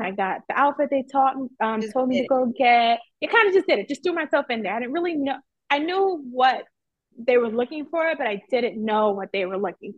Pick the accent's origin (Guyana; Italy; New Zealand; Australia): Guyana; Georgetown, Demerara-Mahaica; now in New York City, United States; I am from Georgetown, Guyana, but I currently live in New York City